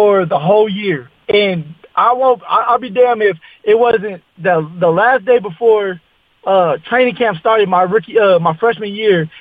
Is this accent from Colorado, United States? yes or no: yes; Colorado, United States; I was from Colorado